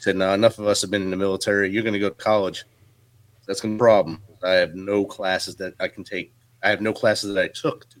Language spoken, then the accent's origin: English; New Jersey, United States; moved away as an adult; now in Clarksville, United States; Joined the Army in 1993 after growing up in Jersey